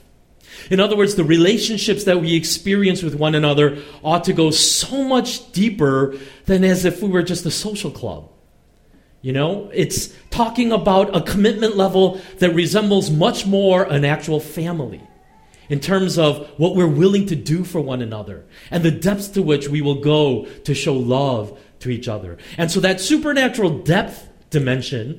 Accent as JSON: {"language": "English", "country": "United States", "tie": "born or raised there", "said": "I grew up in America"}